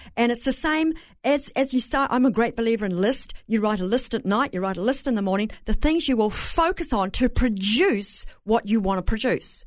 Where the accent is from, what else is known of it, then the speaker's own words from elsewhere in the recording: Bay of Plenty, New Zealand; accent: Kiwi; moved away; I'm from New Zealand, raised on a farm